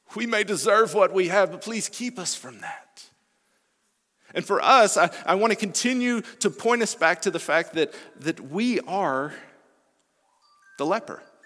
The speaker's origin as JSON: {"language": "English", "region": "Alabama", "country": "United States", "moved": "yes", "said": "I'm originally from Alabama"}